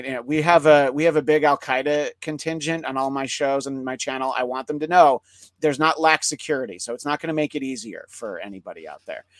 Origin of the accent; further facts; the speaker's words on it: Northeast, United States; Growing up in the Northeast, they have it pretty much locked down.